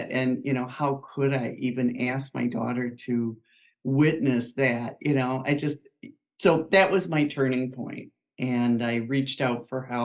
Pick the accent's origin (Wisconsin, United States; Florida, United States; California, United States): Wisconsin, United States; I am a Wisconsinite, which you'll pick up from my accent in about 2 seconds. I have lived in this area all of my life, a small town in Wisconsin